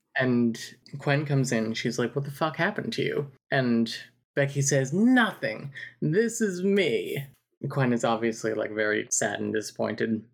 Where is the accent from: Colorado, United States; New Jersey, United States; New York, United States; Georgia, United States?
New Jersey, United States; I'm from New Jersey.